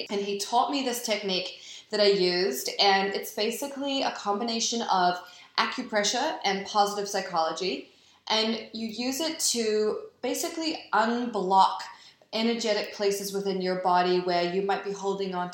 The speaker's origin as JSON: {"language": "English", "country": "New Zealand", "tie": "born or raised there", "also_born_or_lived": "New York", "moved": "yes", "lives_now": "Los Angeles, United States", "said": "So I grew up in New Zealand"}